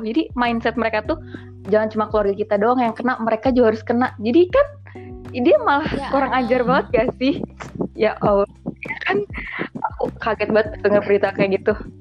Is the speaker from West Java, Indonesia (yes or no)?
yes; West Java, Indonesia; kita kan sama-sama Jawa Barat